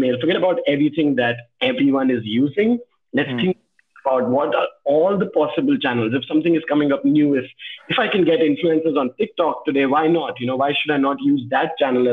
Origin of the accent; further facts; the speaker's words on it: Delhi, India; also born or lived in Bhopal, Madhya Pradesh / Agra, Uttar Pradesh; in fifth or sixth standard, I moved to Delhi